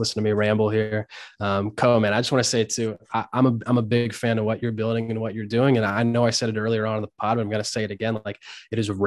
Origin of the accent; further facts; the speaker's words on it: Hershey, Pennsylvania, United States; We're both from Hershey, Pennsylvania